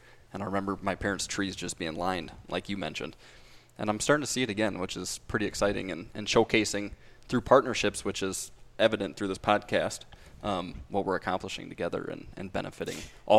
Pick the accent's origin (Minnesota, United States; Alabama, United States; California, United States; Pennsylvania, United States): Minnesota, United States; Worthington; growing up near Worthington and seeing, you know, I kind of grew up right in the heart of Lake Bella.